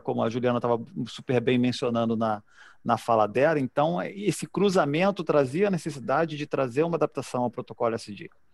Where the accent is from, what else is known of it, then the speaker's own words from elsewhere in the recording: Brazil; nós, nós brasileiros